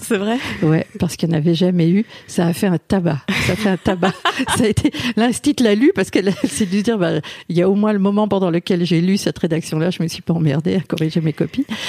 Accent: France; je suis née en France

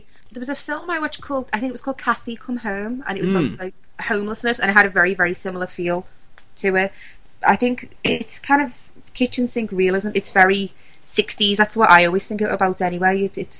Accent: Liverpool, North West England, United Kingdom

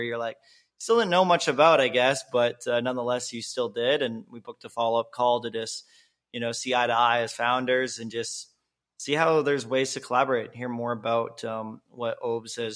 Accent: Kelowna, British Columbia, Canada; also born or lived in Bay Area, California; now in Mexico; from Canada, Kelowna, BC is my home

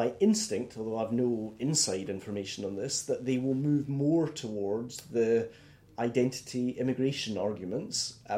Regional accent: Scotland, United Kingdom; I feel comfortable being Scottish, British and European.

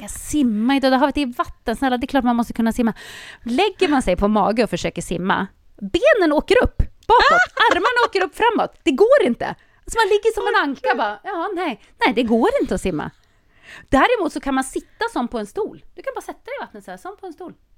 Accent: Sweden; som svensk

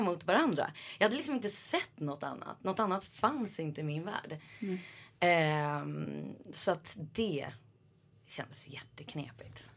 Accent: Sweden; moved away as an adult; also born or lived in New York; now in Switzerland; även om man är liksom en svensk

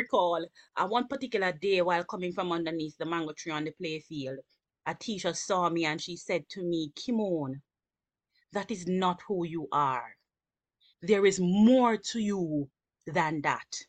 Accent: Kingston, Jamaica; I grew up in the Mountain View community, from Mountain View to the Greenwich Town community

